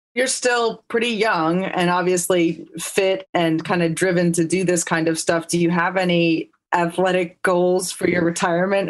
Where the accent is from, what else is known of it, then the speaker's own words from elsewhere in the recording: Livingston, New Jersey, United States; I grew up in Livingston